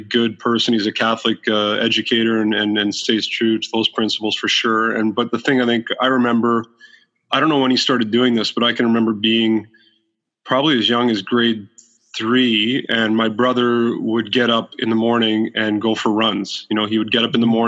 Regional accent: Waterloo, Ontario, Canada; I grew up in in Waterloo, Ontario

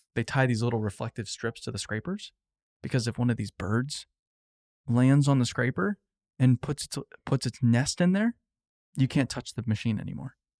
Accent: Phoenix, Arizona, United States; I grew up in Phoenix

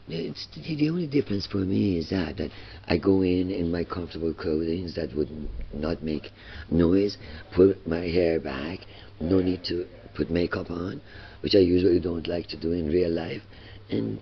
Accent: Iran; moved away; coming from Iran

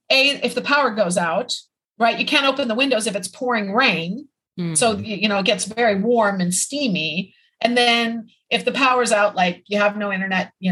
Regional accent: Midwest, United States; I grew up in the Midwest, so I'm familiar with tornadoes

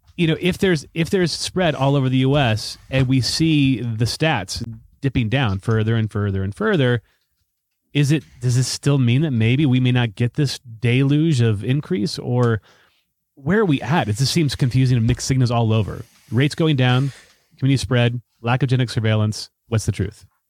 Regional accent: United States; I'm totally American.

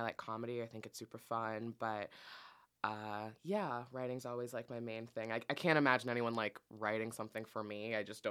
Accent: Fort Lauderdale, Florida, United States; also born or lived in Boca Raton, Florida; I was born in, like, Boca. Wow. And then raised kind of in Fort Lauderdale and around the Miami area.

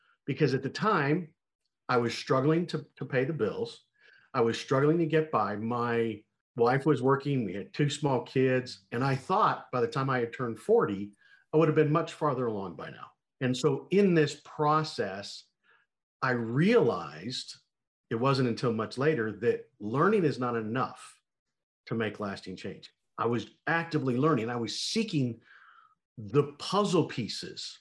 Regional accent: Montana, United States; I grew up in Montana

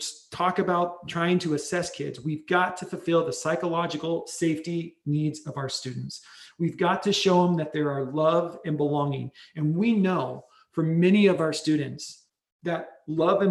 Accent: Spokane, Washington, United States; also born or lived in Bremerton, Washington; I was born and raised in Spokane, graduate of Central Valley High School here in front of you

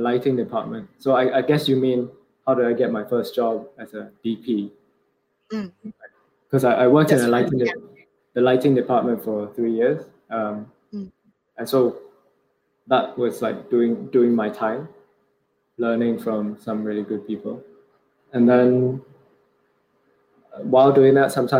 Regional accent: Singapore; moved away as an adult; also born or lived in London; the way I was brought up in Singapore

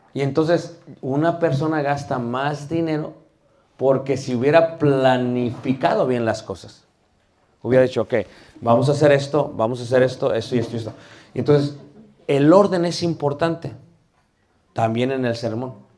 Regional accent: Mexico; soy mexicano, me permito hablar de mi, país, México lindo y querido

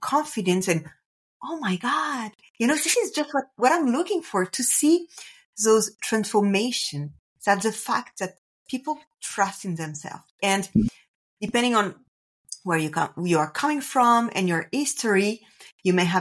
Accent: France; English is a second language; I'm French, so apologize if I do any kind of mistakes or for my accent.

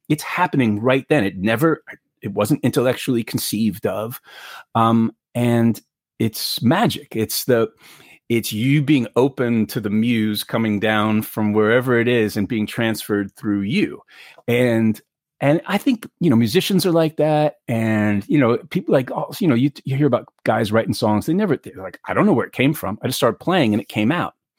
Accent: New York City, New York, United States; I grew up in New York City, I'd never really handled guns

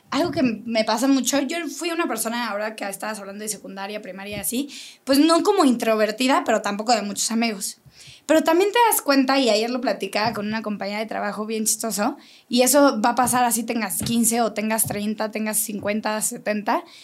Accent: Querétaro, Mexico; Entonces, yo, yo soy queretana, pero conozco mucha gente de fuera que ha venido a poner aquí sus negocios

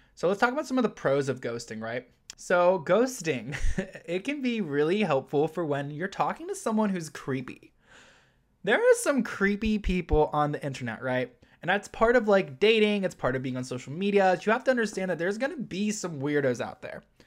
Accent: Ohio, United States; moved away as an adult; now in New York City, United States; I was born and raised in Ohio

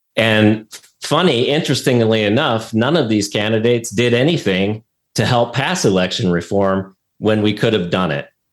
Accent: Ohio, United States; now in Arizona, United States; Originally, I'm from Ohio

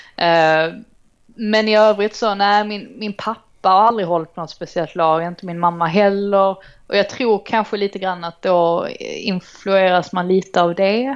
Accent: Trelleborg, Skåne, Sweden; also born or lived in Stockholm; now in London, United Kingdom; jag är uppvuxen i Trelleborg

